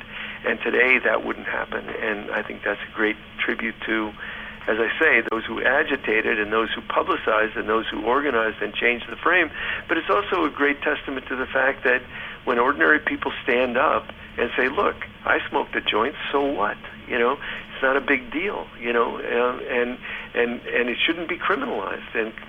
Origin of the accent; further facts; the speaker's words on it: Ann Arbor, Michigan, United States; we were talking about growing up in Ann Arbor.